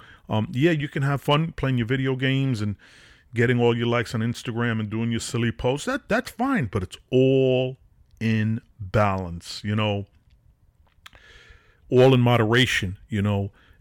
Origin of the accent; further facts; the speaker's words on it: Brooklyn, New York, United States; I grew up in Wyckoff Street in Nevins, downtown Brooklyn, the ghetto, Gowanus Projects, Wyckoff Garden Projects, right by the Barclay Center.